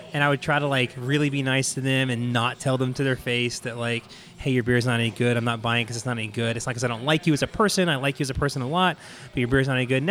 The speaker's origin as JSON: {"language": "English", "town": "Houston", "region": "Texas", "country": "United States", "tie": "born or raised there", "said": "I'm a born and bred Texan. I was born in Houston. I've, you know, lived here most of my life."}